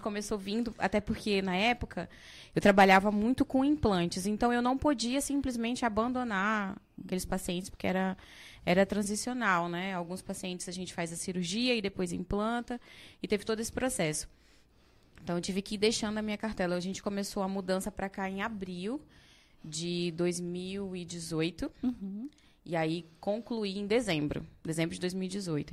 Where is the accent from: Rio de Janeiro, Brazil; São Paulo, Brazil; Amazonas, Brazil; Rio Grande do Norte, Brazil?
Amazonas, Brazil; moved away as an adult; now in Rondonópolis, Brazil; eu sou do Amazonas e parei no, em Rondonópolis porque meu marido passou no concurso e nós viemos para cá